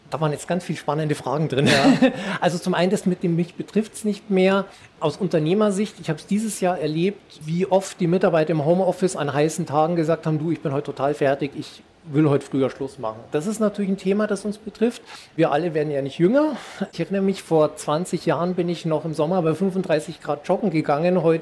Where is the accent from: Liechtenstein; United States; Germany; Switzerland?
Germany; Thuringia; bei mir allein in Thüringen. Ich bin ja Thüringer